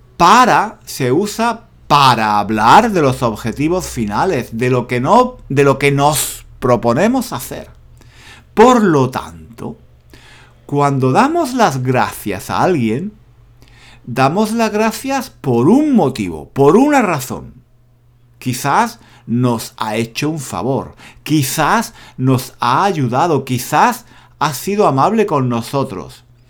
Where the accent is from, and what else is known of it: Spain